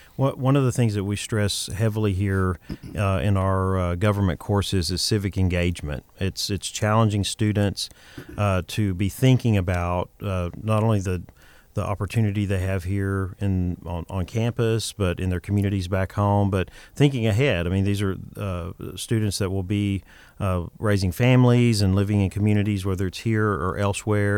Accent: Texas, United States; moved away as an adult; also born or lived in Boston / New York City; I'm originally from Texas, but I lived in Boston and New York City.

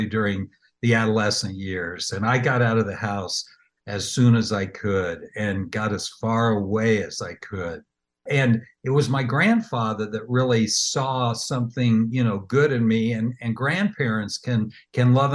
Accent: Wichita, Kansas, United States; we lived down the street from Dorothy and Toto. And no, seriously, in Wichita, great place, air capital

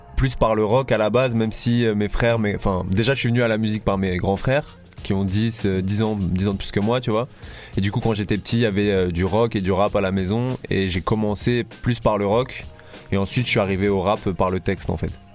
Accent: Paris, Île-de-France, France; moved away as an adult; also born or lived in Nice; now in Marseille, France; j'ai grandi 10 ans à Paris, je suis arrivé euh, ici euh, à 19 ans.

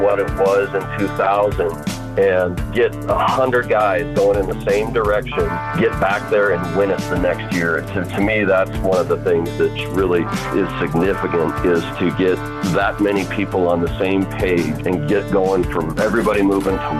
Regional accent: Billings, Montana, United States; I'm a practicing attorney down in Billings, my hometown

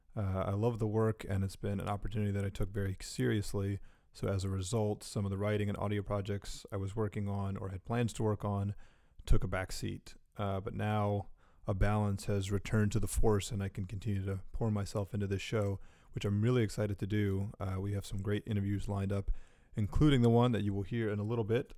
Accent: Durham, North Carolina, United States; a Durham kid through and through

